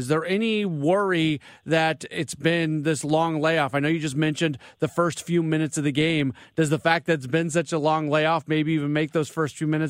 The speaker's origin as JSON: {"language": "English", "town": "St. Louis", "region": "Missouri", "country": "United States", "tie": "born or raised there"}